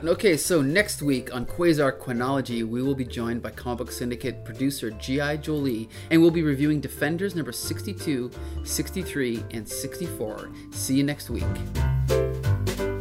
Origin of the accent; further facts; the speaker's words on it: Canada; as a Canadian